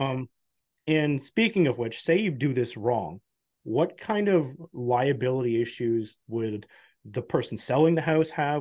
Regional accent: Canada

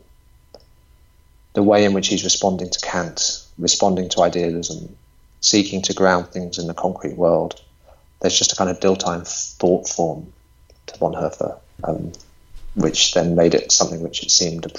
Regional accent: England, United Kingdom; being English

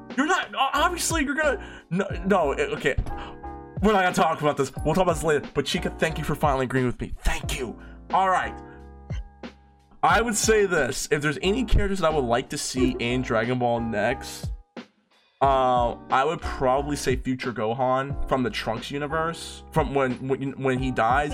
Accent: United States; I'm American. We say Jice

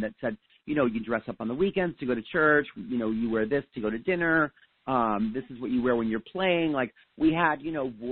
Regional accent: Allentown, Pennsylvania, United States; I grew up outside of Allentown, Pennsylvania in the 1970s

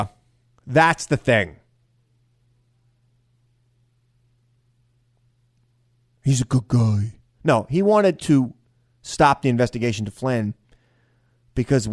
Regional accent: Centereach, New York, United States; I'm a kid from Center Reach.

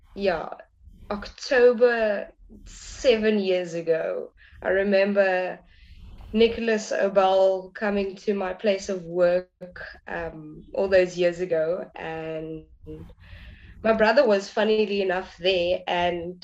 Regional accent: Cape Town, Western Cape, South Africa; I'm from Cape Town, South Africa.

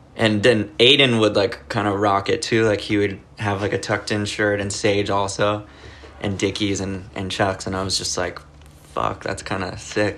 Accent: Los Angeles, California, United States; I grew up in LA. Like, my room that I'm sitting in right now is pretty much the area that I grew up. Like, I just grew up around Echo Park and Silver Lake.

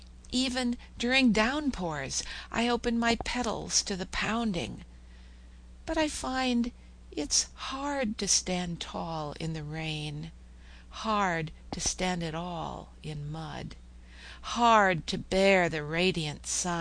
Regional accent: Oklahoma, United States; I'm from Oklahoma

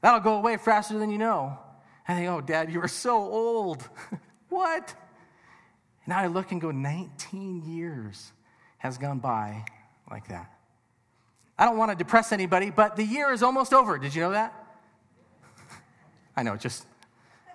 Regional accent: Southern California, United States; now in Colorado Springs, United States; I am originally from Southern California

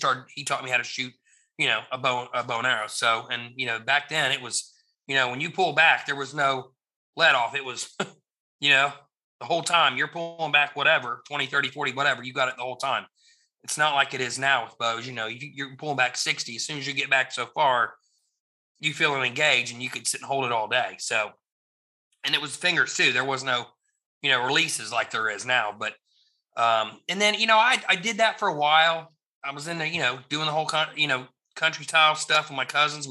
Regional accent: Cincinnati, Ohio, United States; growing up in Ohio, my mom and dad weren't really into fishing, hunting, or stuff like that. We lived in Cincinnati.

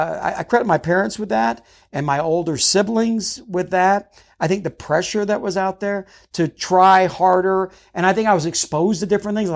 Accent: Charleston, South Carolina, United States; I grew up in South Carolina. I grew up in Charleston. And we were one of the there weren't a lot of Mormon families out there, and our entire family was Mormon.

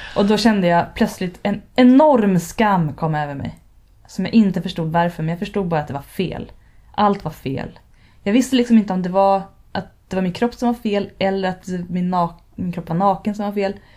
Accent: Stockholm archipelago, Stockholm County, Sweden; Jag växte upp i Stockholms skärgård

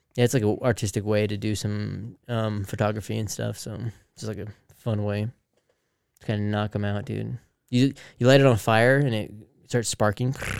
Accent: Salt Lake City, Utah, United States; We're from Salt Lake

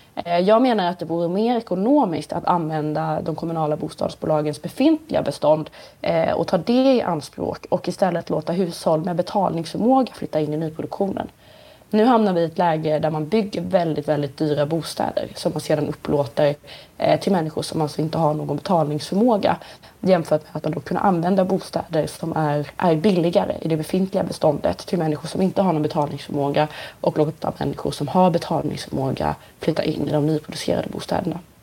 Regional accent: Nybro, Kalmar County, Sweden; i Nybro där jag kommer ifrån en liten ort i Småland

